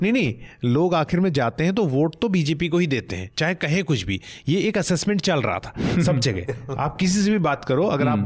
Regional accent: Uttarakhand, India; मैं खुद उत्तराखंड से आता हूँ

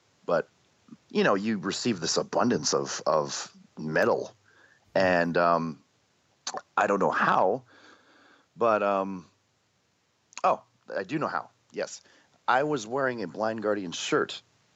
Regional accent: Canada; We had this show in Canada because we had Much Music as like our musical station

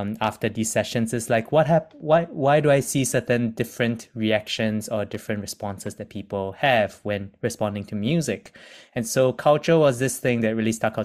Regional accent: Singapore; moved away as an adult; now in United Kingdom; being ethnically Chinese, born and raised in Singapore, I've moved to the UK

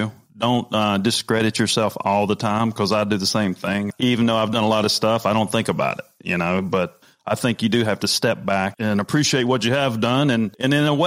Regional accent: North Carolina, United States; moved away as an adult; also born or lived in New Jersey; I'm from North Carolina.

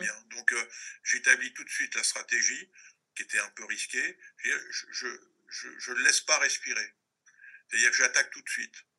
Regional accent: Maisons-Alfort, Île-de-France, France; also born or lived in Paris; un Parisien, enfin de, de la proche banlieue parisienne, que j'ai vécu, euh, je suis né à Paris, mais j'ai vécu très longtemps à Maison-Alfort

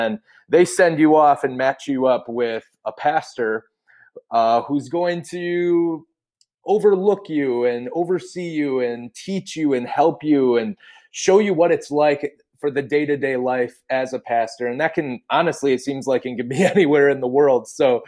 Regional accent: Appleton, Wisconsin, United States; I'm from the Appleton, Wisconsin area, studying to become a pastor at Wisconsin Lutheran Seminary.

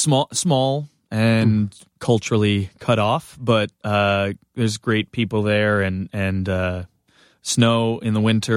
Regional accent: Big Bear City, California, United States; Like I was age 6 to about age 16, grew up in Big Bear City, California

